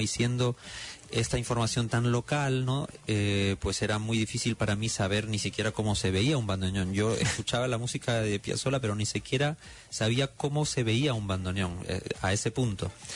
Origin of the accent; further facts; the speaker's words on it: Lima, Peru; moved away as an adult; also born or lived in Lahti, Finland; ingresé al Conservatorio Nacional de Música en Lima, Perú, de donde soy